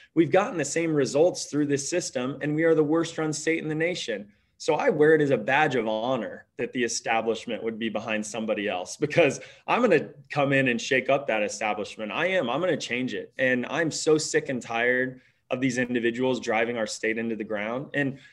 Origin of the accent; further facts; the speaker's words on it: Petersburg, Illinois, United States; moved away as an adult; I came back right after Stanford Business School to live in my hometown of Petersburg, Illinois, 6 years ago.